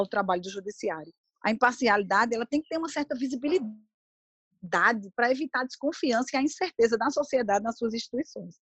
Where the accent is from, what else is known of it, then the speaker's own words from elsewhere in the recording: Brazil; eu sou brasileira